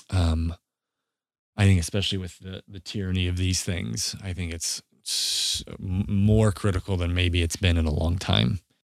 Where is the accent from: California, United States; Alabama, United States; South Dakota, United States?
South Dakota, United States; Southeast; We grew up in Southeast South Dakota